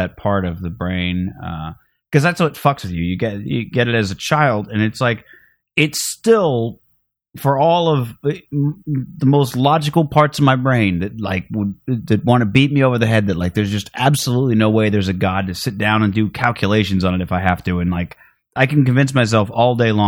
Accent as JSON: {"language": "English", "town": "Phoenix", "region": "Arizona", "country": "United States", "tie": "born or raised there", "also_born_or_lived": "Seattle", "moved": "yes", "said": "growing up in Phoenix"}